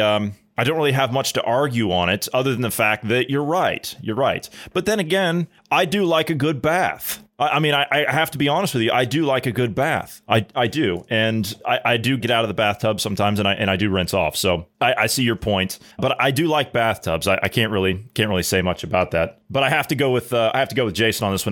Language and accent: English; United States